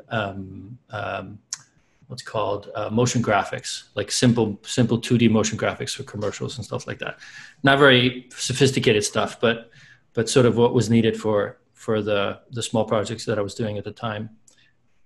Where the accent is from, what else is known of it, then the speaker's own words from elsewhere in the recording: Iceland; now in Los Angeles, United States; I'm from Iceland.